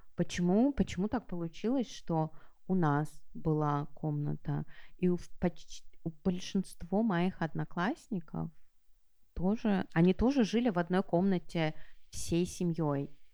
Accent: Saint Petersburg, Russia; я выросла в Петербурге

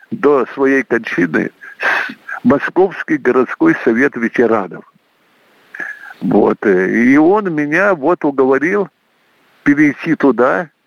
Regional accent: Saint Petersburg, Russia; Поблагодарил Владимира Владимировича, поскольку он питерский, и я питерский.

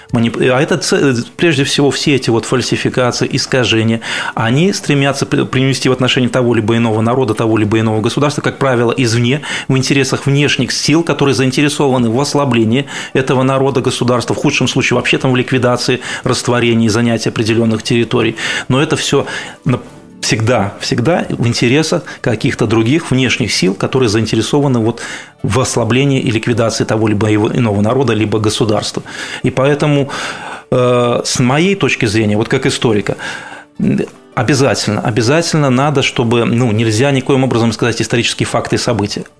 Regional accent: Belarus; белорус однозначно

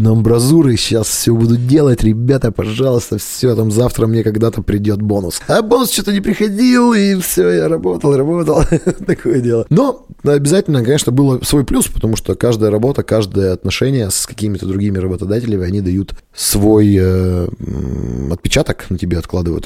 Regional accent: Kalinino, Perm Krai, Russia; also born or lived in Dijon, France; now in Perm, Russia; я сам из Калинина, это где Белогорский монастырь, вот село у нас

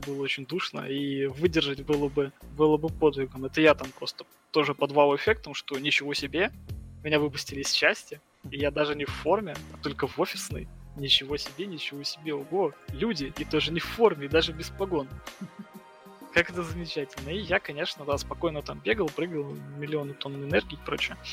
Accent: Nizhny Novgorod, Nizhny Novgorod Oblast, Russia; moved away as an adult; also born or lived in Saint Petersburg; я вообще выдернулся из своей зоны комфорта Нижнего Новгорода

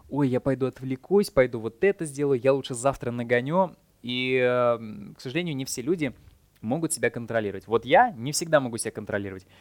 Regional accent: Saint Petersburg, Russia; moved away as an adult; Я сам из Питера

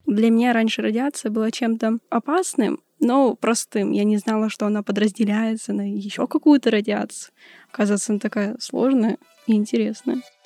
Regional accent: Chelyabinsk, Chelyabinsk Oblast, Russia; я из Челябинска, учусь в одиннадцатом лице

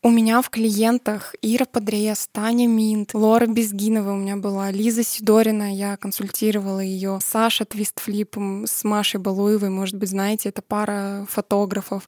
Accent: a small settlement near Perm, Perm Krai, Russia; я родилась и выросла в маленьком посёлке под Пермью, да, я сама из Пермского края

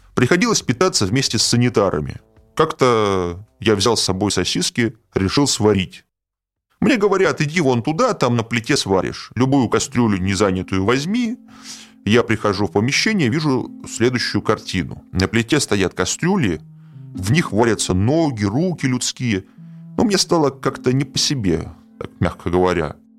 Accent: Saint Petersburg, Russia; В Петербурге, откуда я родом, принято говорить шаверма

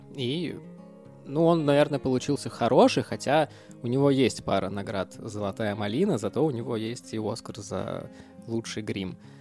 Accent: Russia; moved away

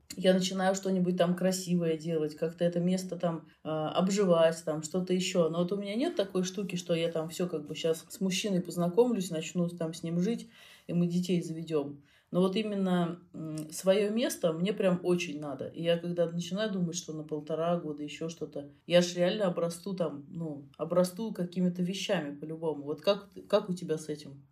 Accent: Russia; из России

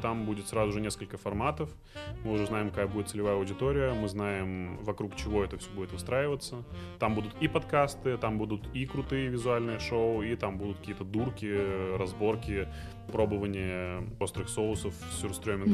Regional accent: Izhevsk, Udmurtia, Russia; born or raised there; also born or lived in Ashgabat, Turkmenistan; now in Moscow, Russia

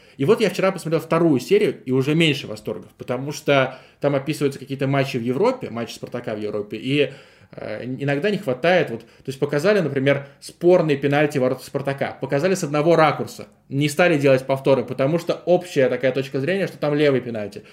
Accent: Saint Petersburg, Russia; also born or lived in Gatchina, Leningrad Oblast; я из Гатчины, но начал в 9 лет жить в Петербурге

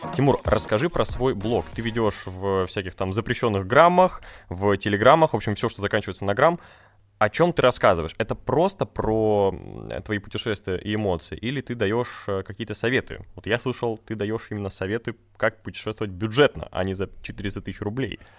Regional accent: Republic of Karelia, Russia; я тоже сам из Карелии

